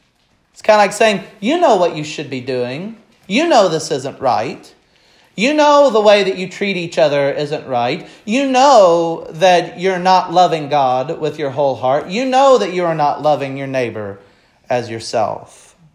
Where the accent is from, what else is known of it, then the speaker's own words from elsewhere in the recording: Missouri, United States; I have a tendency to affectionately refer to Missouri as my home state, with no offense to Illinois. That's just what I've always looked at as my home state.